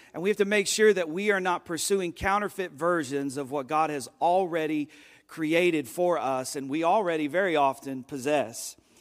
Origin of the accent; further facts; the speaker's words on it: United States; as an American